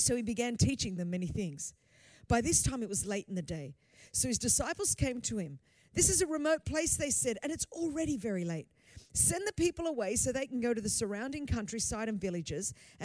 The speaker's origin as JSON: {"language": "English", "country": "Australia", "tie": "born or raised there", "first_language": "Greek", "second_language": "English", "said": "Greek is my first language, but I was born in Australia"}